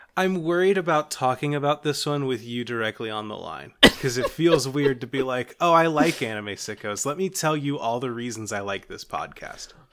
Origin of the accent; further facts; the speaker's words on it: Kentucky, United States; I'm from Kentucky, which means that people keep me up to date on horse stuff for some reason.